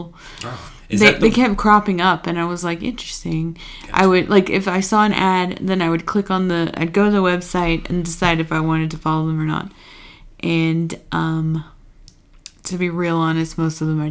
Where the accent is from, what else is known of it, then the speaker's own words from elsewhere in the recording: Texas, United States; moved away as an adult; now in Colorado, United States; we are from Texas